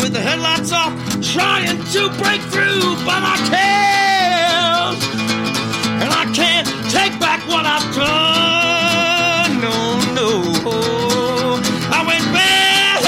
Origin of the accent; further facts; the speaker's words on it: Baltimore, Maryland, United States; I'm from Baltimore